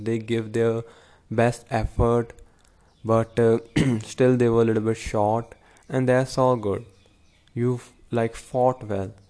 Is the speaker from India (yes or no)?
yes; Punjab, India; I'm from Punjab